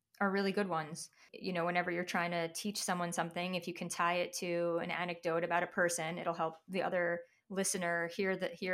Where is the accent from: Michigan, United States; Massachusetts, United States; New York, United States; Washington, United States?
New York, United States; Long Island; I grew up in Long Island